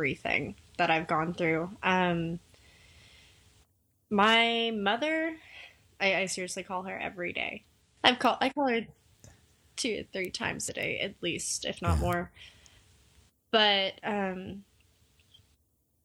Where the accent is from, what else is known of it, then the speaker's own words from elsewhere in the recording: Texas, United States; I am a Texan